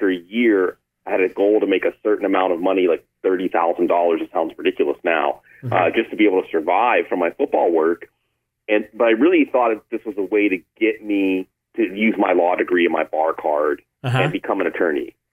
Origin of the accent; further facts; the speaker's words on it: Pittsburgh, Pennsylvania, United States; moved away; also born or lived in Austin, Texas; I grew up outside of Pittsburgh where it was a religion